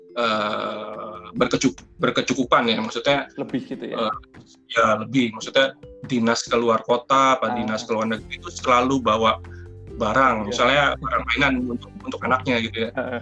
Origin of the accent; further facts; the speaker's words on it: Jakarta, Indonesia; saya tumbuh di di Jakarta